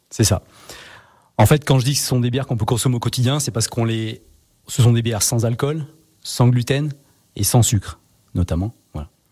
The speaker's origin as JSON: {"language": "French", "area": "Savoy", "region": "Auvergne-Rhône-Alpes", "country": "France", "said": "on est savoyard"}